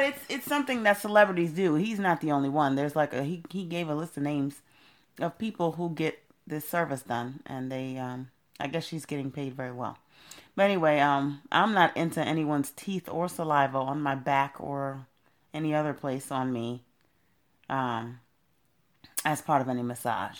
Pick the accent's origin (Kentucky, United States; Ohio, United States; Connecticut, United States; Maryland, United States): Maryland, United States; Temple Hills; also born or lived in Brooklyn, New York; when I was 11 years old, my mother moved us here to Maryland